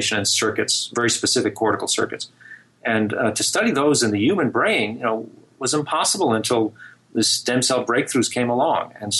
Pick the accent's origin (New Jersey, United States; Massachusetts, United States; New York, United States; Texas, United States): New Jersey, United States; I grew up in New Jersey